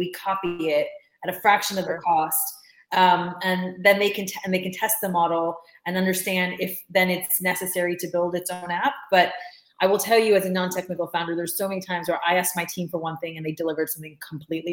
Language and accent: English; United States; moved away as an adult; now in United Kingdom; I'm an American